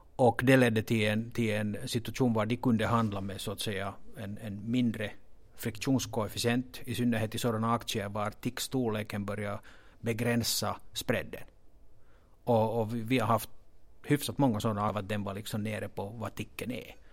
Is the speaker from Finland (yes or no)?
yes; Finland; accent: Finland Swedish; jag hoppas att den här finlandssvenskan inte stör åhörarna så mycket